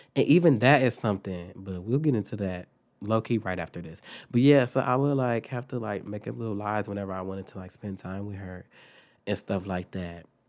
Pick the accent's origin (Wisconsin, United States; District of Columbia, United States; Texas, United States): Wisconsin, United States; Milwaukee; moved away; also born or lived in Phoenix; we're from Milwaukee, so, like, Milwaukee was dangerous.